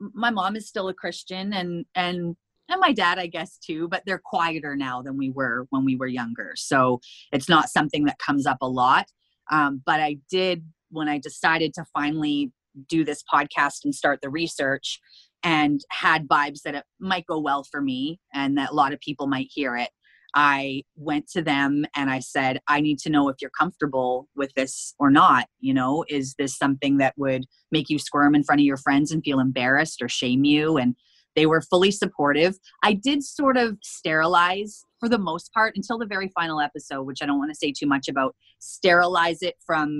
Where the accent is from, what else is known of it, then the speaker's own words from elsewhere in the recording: Prince Rupert, British Columbia, Canada; moved away as an adult; I moved away from Prince Rupert.